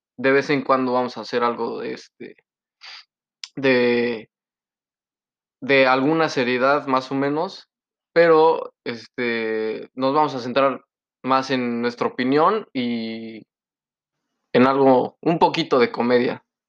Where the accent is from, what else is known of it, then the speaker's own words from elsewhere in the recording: Poblano, Puebla, Mexico; now in Canada; Yo soy el poblano